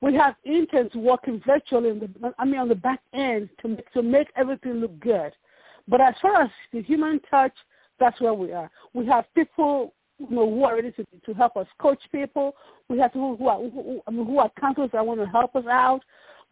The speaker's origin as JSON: {"language": "English", "country": "Nigeria", "moved": "yes", "lives_now": "Dallas, United States", "said": "I'm from Nigeria. I have an accent."}